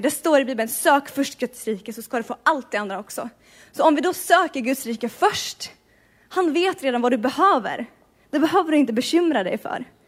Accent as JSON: {"language": "Swedish", "country": "Sweden", "moved": "as an adult", "lives_now": "Bergen, Norway", "said": "jag kommer från Sverige"}